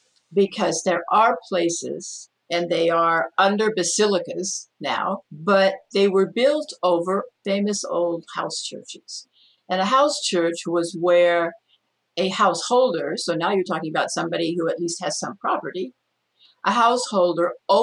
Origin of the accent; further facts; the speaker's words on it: Mexico; And that was the ideal scenario where, when I grew up in Mexico, although that wasn't my parents' idea, so we were not accompanied.